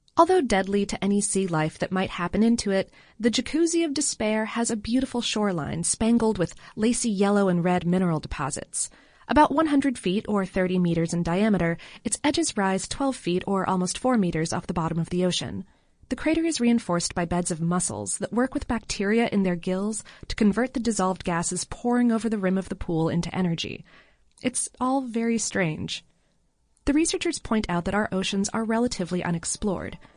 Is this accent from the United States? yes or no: yes; Florida, United States; I'm, I'm from Florida